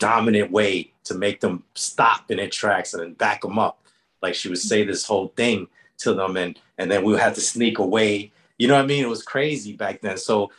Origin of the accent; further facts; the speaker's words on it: New York City, New York, United States; Well, I was born in Lower Harlem in 1968.